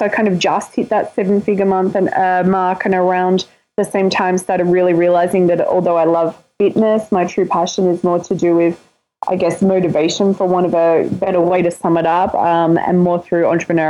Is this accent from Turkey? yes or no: no; Melbourne, Victoria, Australia; now in Gold Coast, Australia; Home is on the Gold Coast in Australia. I'm from Melbourne originally.